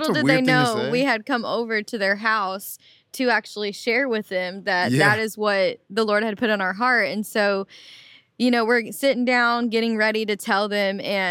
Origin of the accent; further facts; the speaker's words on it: Memphis, Tennessee, United States; Yeah, so I was born and raised here in Memphis and, you know, just grew up in church.